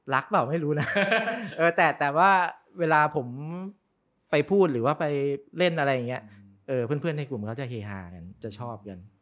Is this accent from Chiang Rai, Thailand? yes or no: no; Bangkok, Thailand; also born or lived in Prachuap Khiri Khan / Rayong; ผมก็เกิดที่ผมมาเกิดประจวบเพราะเป็นบ้านแม่ แต่ก็มาโตที่กรุงเทพร้อยเปอร์เซ็นเลย